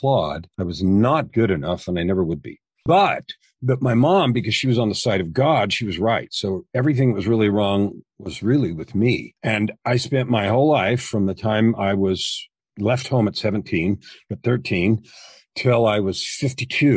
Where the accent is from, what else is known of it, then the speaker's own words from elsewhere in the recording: San Francisco Bay Area, California, United States; I was born in California, San Francisco Bay Area, grew up with two parents